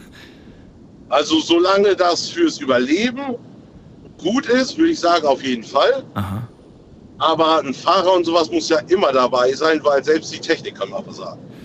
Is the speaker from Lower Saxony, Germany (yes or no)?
yes; Aurich, Lower Saxony, Germany; aus Aurich